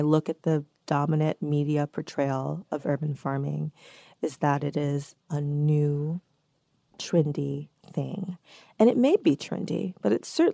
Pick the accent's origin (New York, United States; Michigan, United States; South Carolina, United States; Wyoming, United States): New York, United States; New York City; I was born and raised here in New York City, very much a city girl